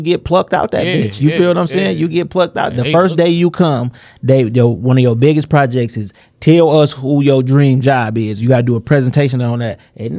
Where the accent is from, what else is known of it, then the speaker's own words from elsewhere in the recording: Detroit, Michigan, United States; I was supposed to work on Grand River because I come from Villa on Grand River in Greenfield.